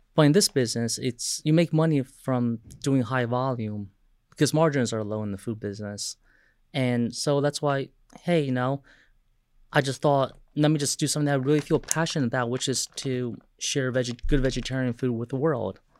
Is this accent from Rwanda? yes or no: no; Taiwan; moved away; I was overseas in my home country of Taiwan